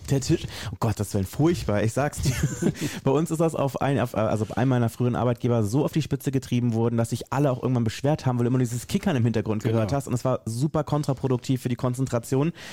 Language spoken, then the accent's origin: German; Berlin, Germany; ich äh, bin aus Berlin und arbeite in einem Unternehmen